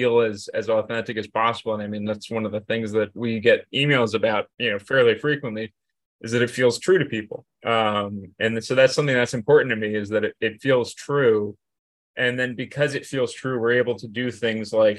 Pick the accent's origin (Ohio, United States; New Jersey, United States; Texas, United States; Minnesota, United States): New Jersey, United States; moved away as an adult; I'm from New Jersey, and I mean, there's an awful lot of bad things about New Jersey. You know, and it's just, I love New Jersey, and you know, I grew up here